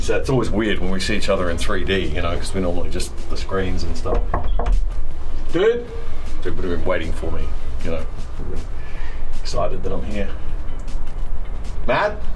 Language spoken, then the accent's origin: English; Queensland, Australia; Yeah, I come from Queensland.